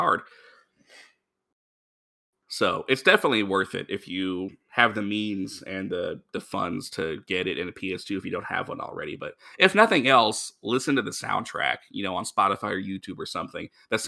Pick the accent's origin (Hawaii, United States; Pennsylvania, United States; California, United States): Hawaii, United States; Honolulu; born there; I was born in Honolulu because my dad was in the Navy and he was stationed there.